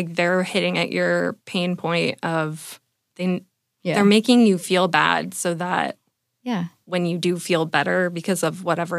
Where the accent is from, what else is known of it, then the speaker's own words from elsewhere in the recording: California, United States; also born or lived in New York / San Francisco; now in San Diego, United States; I'm from California.